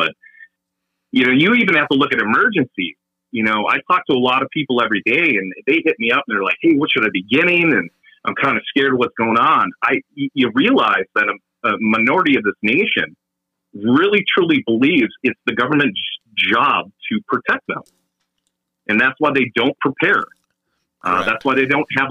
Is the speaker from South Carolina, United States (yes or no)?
no; Minnesota, United States; moved away as an adult; I'm originally from Minnesota